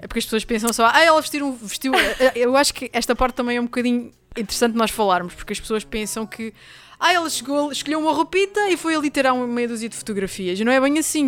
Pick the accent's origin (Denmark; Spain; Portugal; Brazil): Portugal; Angra do Heroísmo, Azores; na linda e histórica cidade de Angra do Heroísmo, que é também a minha terra natal